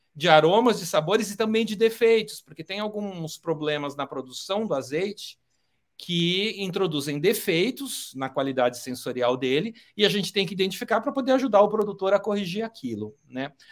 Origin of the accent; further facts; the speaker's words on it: Brazil; como brasileiro